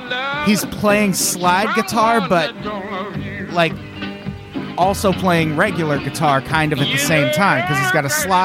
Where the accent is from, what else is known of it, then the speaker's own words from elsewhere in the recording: United States; I'm an American